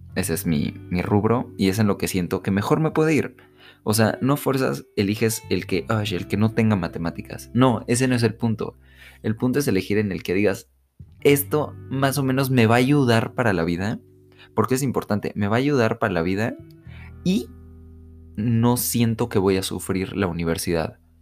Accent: Mexico; las familias de acá de México, yo soy de México

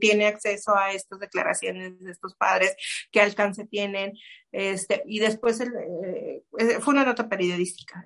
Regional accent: Chihuahua, Mexico; now in Monterrey, Mexico; Yo crecí en Chihuahua, que es un poco más al norte.

